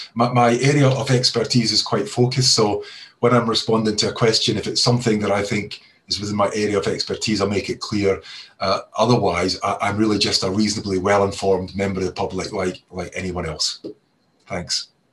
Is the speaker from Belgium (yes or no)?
no; Scotland, United Kingdom; accent: Scottish; now in Cheshire, United Kingdom; You can probably tell from my accent that I'm originally from Scotland